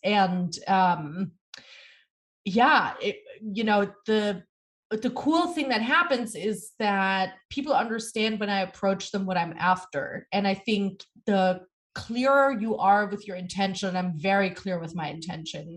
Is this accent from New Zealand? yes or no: no; Germany; now in New York City, United States; born and raised in Germany.